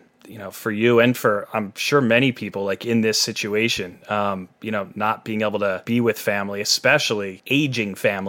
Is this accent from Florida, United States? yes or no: no; Lehigh Valley, Pennsylvania, United States; moved away; I grew up in Pennsylvania, in Lehigh Valley, maybe about an hour north of Philly.